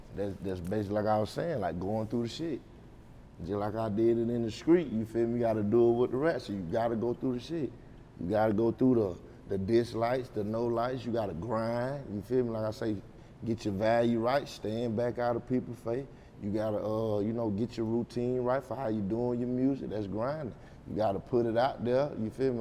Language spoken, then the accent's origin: English; Anderson, United States; I'm from Anderson